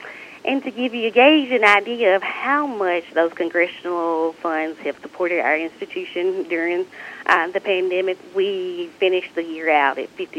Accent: Batesville, Mississippi, United States; I'm originally from Batesville, so not too far away from Northwest or your community as well. But I grew up there and attended the University of Mississippi

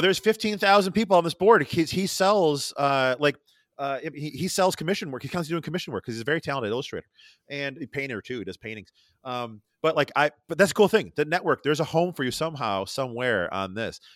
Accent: Rochester, New York, United States; accent: Rochester; my Rochester accent

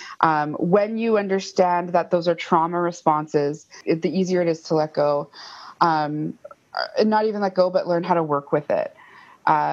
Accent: Fort William First Nation, Ontario, Canada; moved away as an adult; also born or lived in Thunder Bay; now in Toronto, Canada; I'm originally from Fort William First Nation, which is Superior Robinson Treaty territory

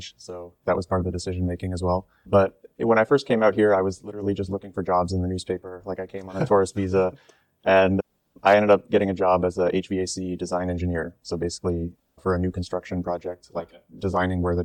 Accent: United States; moved away as an adult; now in Singapore; I grew up in the US, just outside of Washington, D.C.

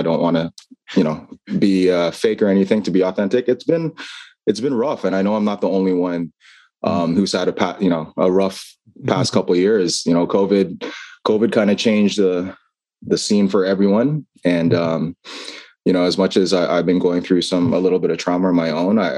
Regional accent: Toronto, Ontario, Canada; moved away as an adult; now in Philippines; We're from Canada

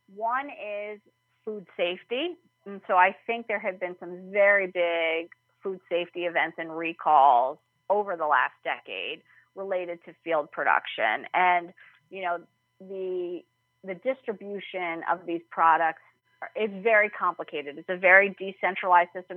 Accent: New York, United States; I'm from New York. My whole family was in New York City.

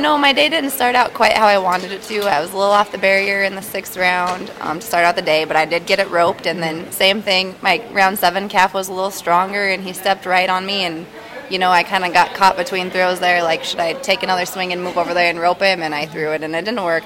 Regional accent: Buffalo, South Dakota, United States; also born or lived in Broadus area, Montana; now in Montana, United States; I grew up in um, Buffalo, South Dakota

